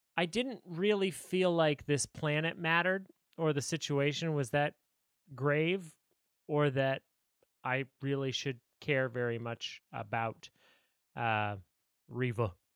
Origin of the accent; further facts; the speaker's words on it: United States; as an American